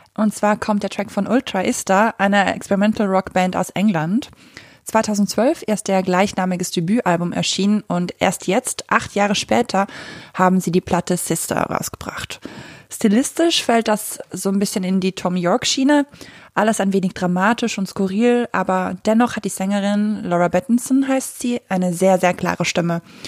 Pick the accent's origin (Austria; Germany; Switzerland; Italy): Switzerland; ich komme aus der Schweiz